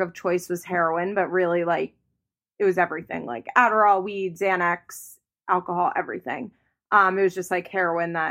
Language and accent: English; outside of Philadelphia, Pennsylvania, United States; moved away as an adult; also born or lived in Florida; I am from outside of Philadelphia, from like the Philly suburbs